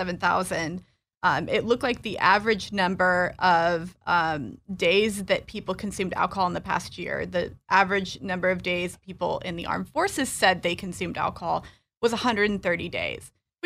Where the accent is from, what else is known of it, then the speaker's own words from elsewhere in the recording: Illinois, United States; also born or lived in North Carolina; I am originally from Illinois, but I was an Army brat. And our last duty station was Fort Bragg. And that's where I went to high school.